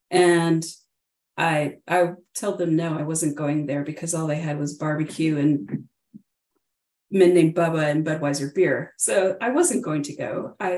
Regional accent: Miami, Florida, United States; moved away as an adult; also born or lived in Kansas / North Carolina / California; so I was born in Kansas. We were stationed in Fort Ord, North Carolina, Fort Bragg, North Carolina, and then Fort Ord, California, before he retired and we moved to Miami. So I grew up mostly in Miami, Florida

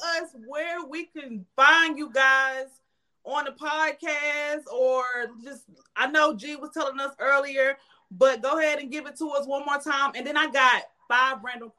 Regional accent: Salisbury, North Carolina, United States; accent: Southern; I'm from Salisbury. So that, okay. I don't know if you know where Salisbury is, but it's like maybe like 45 minutes from Charlotte. So I'm definitely a country girl, as y'all can hear in my voice.

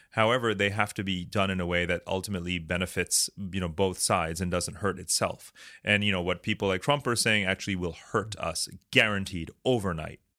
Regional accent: New York City, New York, United States; I'm from New York City

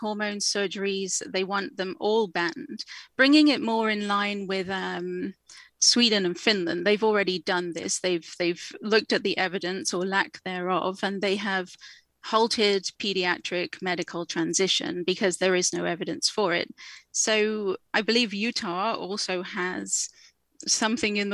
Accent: England, United Kingdom; now in Canada; as you can probably tell from my accent, I am from the UK, I am from England

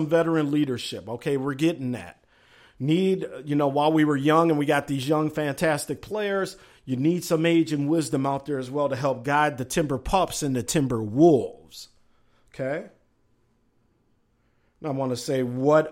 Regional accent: Minnesota, United States; born or raised there

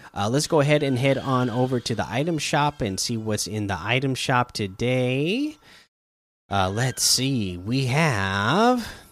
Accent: Oregon coast, United States; I grew up in Oregon on the coast

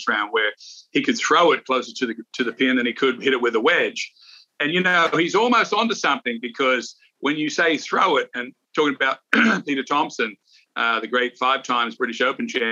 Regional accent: Australia; moved away; I grew up in Australia, right on the coast

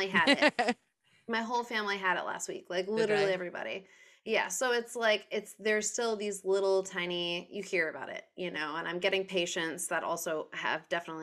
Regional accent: Rhode Island, United States; also born or lived in Worcester, Massachusetts; I'm from Rhode Island, and in Providence

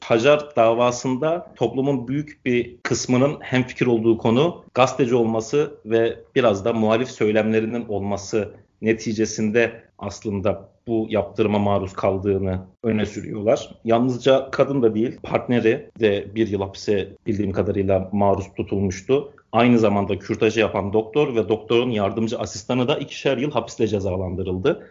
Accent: Trabzon, Turkey; moved away as an adult; also born or lived in Paris, France; now in Rabat, Morocco

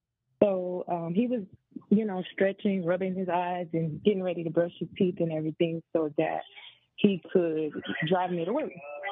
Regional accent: Florida, United States; I'm from Florida.

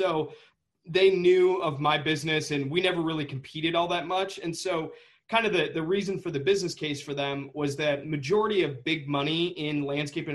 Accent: Saline, Michigan, United States; I grew up in just outside of Ann Arbor in a little town called Saline

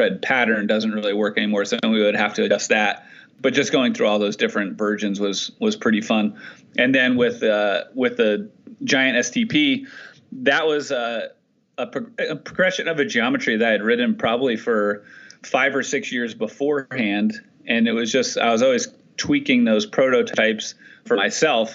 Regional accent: New Jersey, United States; also born or lived in Pennsylvania; I grew up on the East Coast in New Jersey, and I went to college in Pennsylvania

